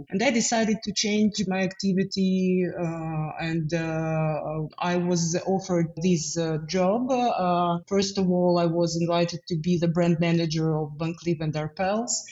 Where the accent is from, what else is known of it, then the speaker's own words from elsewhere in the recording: Ukraine; moved away; also born or lived in Kazakhstan / Kyiv; I'm Ukrainian by origin. Uh, however, I was and uh, my family moved to Kazakhstan during the Second World War. But then we returned to Kiev. Uh, I was 16 years old and I lived there